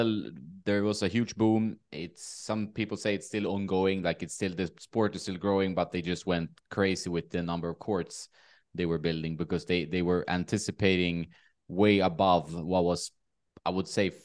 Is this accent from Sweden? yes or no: yes; Sweden; born or raised there